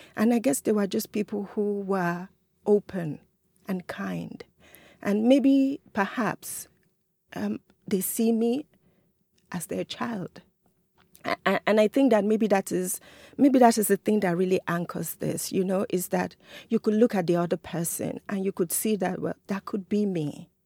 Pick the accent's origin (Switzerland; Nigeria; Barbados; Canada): Nigeria; now in Rochester, United States; I'm an African, I'm a Nigerian